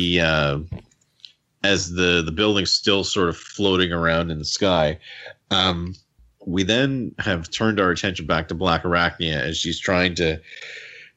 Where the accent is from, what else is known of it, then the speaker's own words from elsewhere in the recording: Canada; accent: Canadian; my Canadian accent